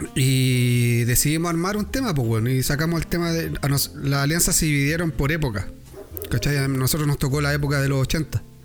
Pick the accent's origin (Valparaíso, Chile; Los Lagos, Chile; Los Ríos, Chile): Valparaíso, Chile; me fui a pata de la Avenida Argentina a mi casa